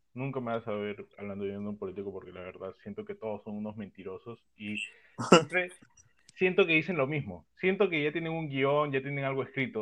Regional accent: Peru; todos los que participamos en este podcast, que lo que era, todos peruanos

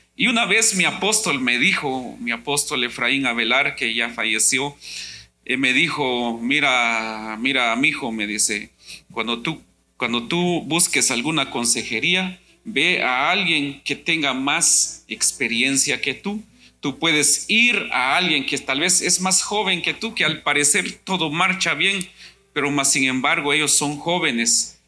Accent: Guatemala; moved away; yo soy de Guatemala

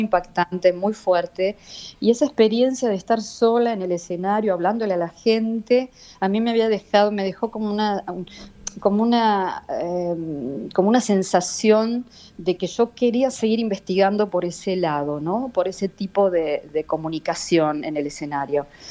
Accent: Buenos Aires, Argentina; soy re argentina y nacida en Buenos Aires

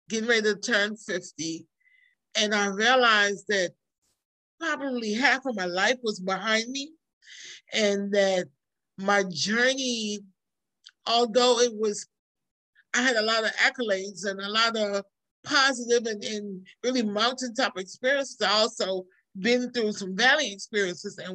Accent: New York, United States; moved away as an adult; also born or lived in Trinidad; now in Georgia, United States; I was born in um, Trinidad in the West Indies. I was raised in New York and then I moved to Georgia probably about 30 years ago.

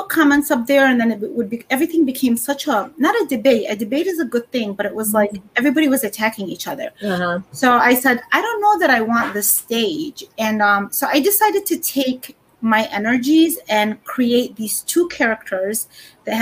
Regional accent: Baghdad, Baghdad Governorate, Iraq; now in United States; I was born in Baghdad and to an indigenous ethnicity called the Chaldeans

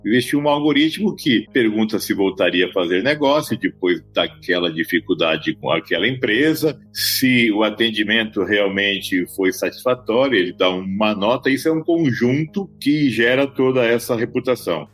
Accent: Campo Grande, Mato Grosso do Sul, Brazil; now in São Paulo, Brazil; Tenho 58 anos, sou de Campo Grande, no Mato Grosso do Sul.

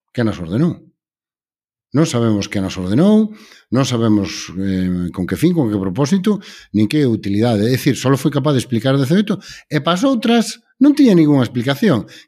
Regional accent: Galicia, Spain

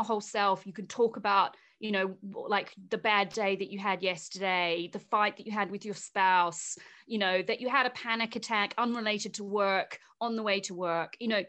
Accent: Invercargill, Southland, New Zealand; my first ever job was at an aluminium smelter, a really big one in my hometown of Invercargill.

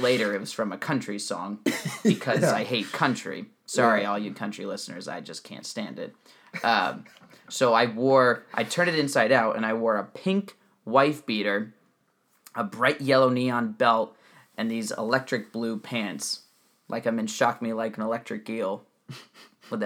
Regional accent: New Jersey, United States; I grew up in New Jersey, where nobody went to public schools

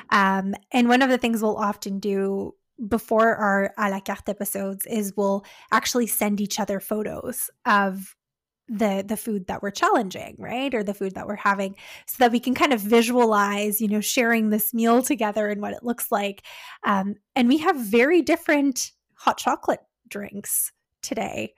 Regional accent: Canada

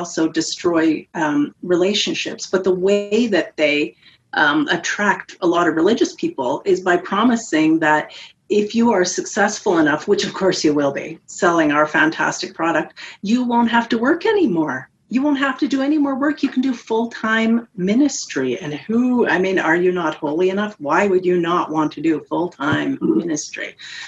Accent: Canada; I'm Canadian

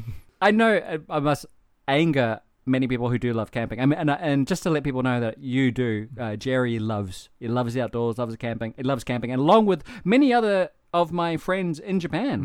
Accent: New Zealand; growing up in New Zealand

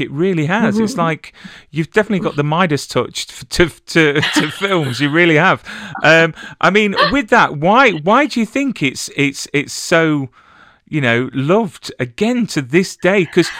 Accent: England, United Kingdom; I'm English, so I wouldn't know the difference between any gun, to be fair.

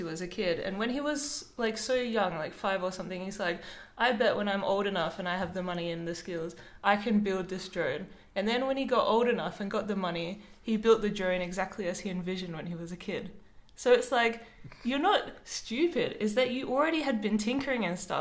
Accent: Adelaide, South Australia, Australia; now in Melbourne, Australia; I'm actually from Adelaide

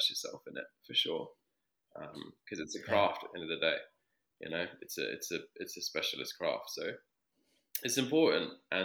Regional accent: London, United Kingdom; also born or lived in Sydney; I grew up in London

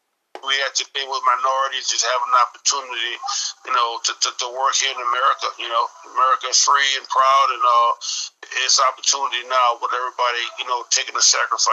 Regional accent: the South, United States; moved away; also born or lived in Denver; I grew up in the South

